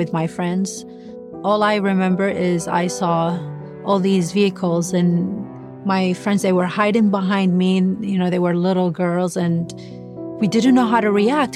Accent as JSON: {"language": "English", "town": "Baghdad", "region": "Baghdad Governorate", "country": "Iraq", "tie": "born or raised there", "moved": "as an adult", "lives_now": "United States", "said": "I'm from Baghdad, Iraq"}